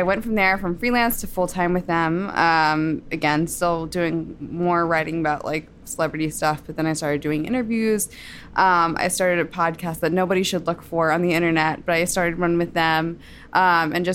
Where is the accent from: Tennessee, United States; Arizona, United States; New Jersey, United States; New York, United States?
New Jersey, United States; I grew up in New Jersey.